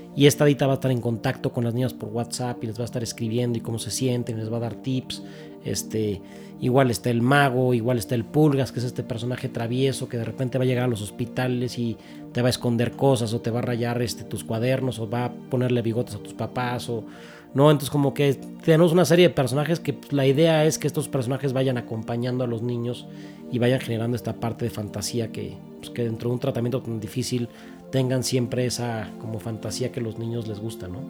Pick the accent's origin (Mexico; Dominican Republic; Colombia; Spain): Mexico; como buen mexicano